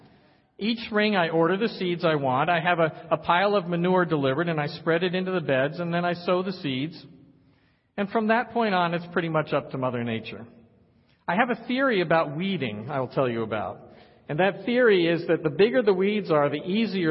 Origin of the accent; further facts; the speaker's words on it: Poughkeepsie, New York, United States; As a boy growing up in Poughkeepsie, New York